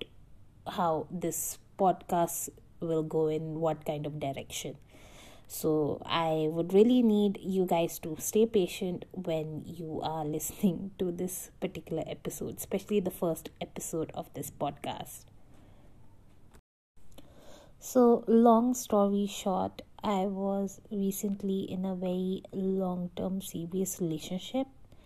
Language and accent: English; Delhi, India; as a woman from Delhi, I lived all my life in Delhi